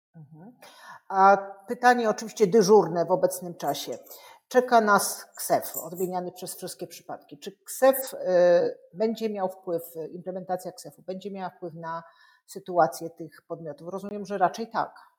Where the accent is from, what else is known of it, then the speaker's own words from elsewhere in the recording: Kraków, Lesser Poland, Poland; ja jestem z byłej stolicy Polski